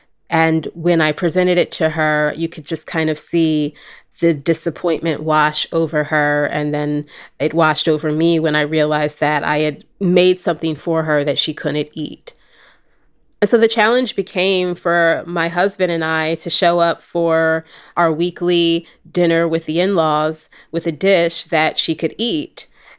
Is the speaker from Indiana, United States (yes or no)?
no; New Jersey, United States; also born or lived in California / Philadelphia; I am senior editor here at LWC Studios. I am from California originally, but grew up on the East Coast for a bit in southern New Jersey and in Philadelphia.